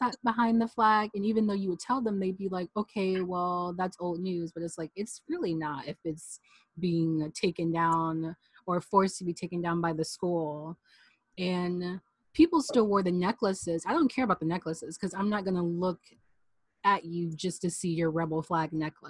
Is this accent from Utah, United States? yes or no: no; Tennessee, United States; growing up in Tennessee, you see a lot of people with rebel flag keychains